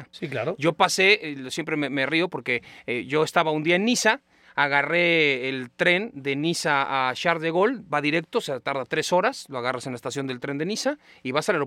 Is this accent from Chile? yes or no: no; Spain; Yo, soy de España, ¿no?